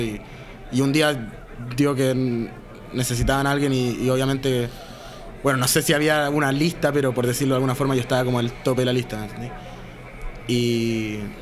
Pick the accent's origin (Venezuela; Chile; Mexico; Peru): Chile; soy chileno